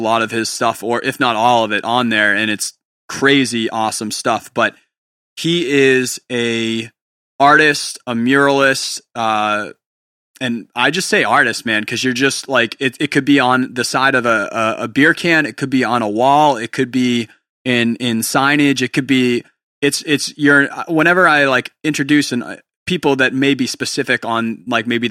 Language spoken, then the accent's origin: English; New Hampshire, United States; moved away as an adult; also born or lived in Portland area; now in Portland, United States; I'm from New Hampshire.